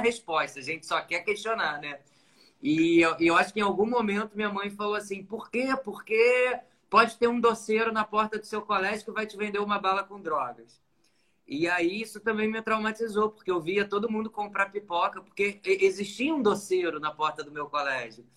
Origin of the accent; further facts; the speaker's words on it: Nova Friburgo, Rio de Janeiro, Brazil; now in Rio de Janeiro, Brazil; eu sou de uma cidade do interior daqui do Rio, né? Nasci em Nova Friburgo